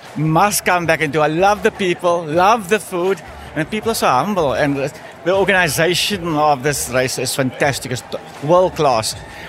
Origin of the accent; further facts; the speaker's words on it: Cape Town, Western Cape, South Africa; I'm from Cape Town, South Africa.